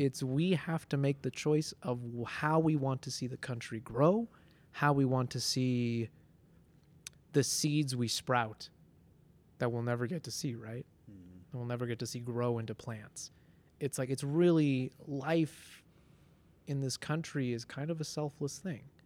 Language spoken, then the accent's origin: English; Denver, Colorado, United States; also born or lived in Ciudad Nezahualcóyotl, Mexico; I, am from Denver. I'm from Colorado